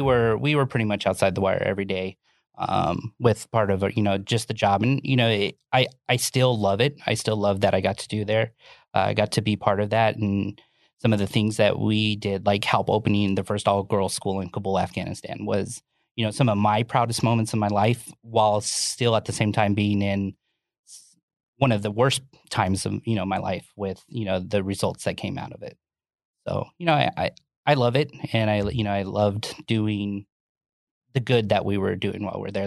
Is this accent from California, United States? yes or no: no; Orlando, Florida, United States; I grew up originally in Orlando, Florida